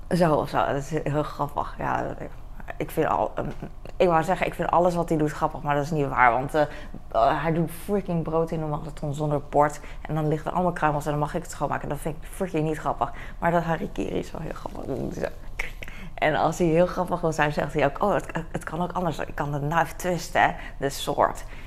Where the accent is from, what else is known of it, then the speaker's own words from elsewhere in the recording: The Hague, South Holland, Netherlands; ik ben daar opgegroeid in Den Haag